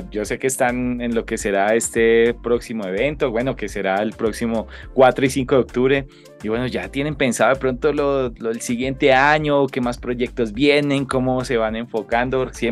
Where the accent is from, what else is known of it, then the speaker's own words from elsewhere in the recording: Colombia; nos hemos dado cuenta un poco de lo tan creativos que somos los colombianos